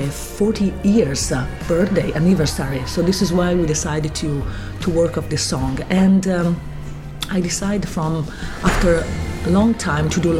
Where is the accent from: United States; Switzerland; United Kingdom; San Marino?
San Marino; from San Marino.